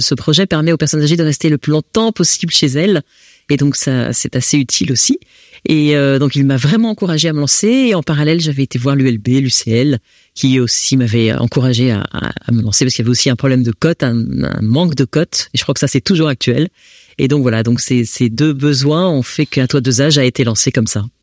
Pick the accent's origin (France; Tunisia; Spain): France; accent: French; moved away as an adult; now in Belgium; j'ai un accent français